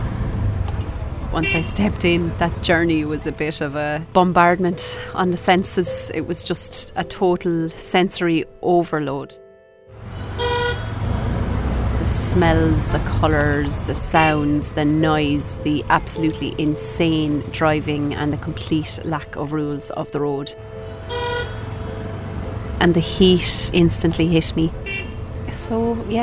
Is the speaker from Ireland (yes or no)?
yes; Ireland; as an Irish person